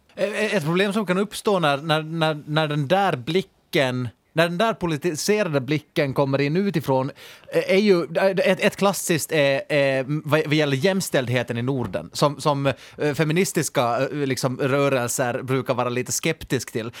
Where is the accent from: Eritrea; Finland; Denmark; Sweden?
Finland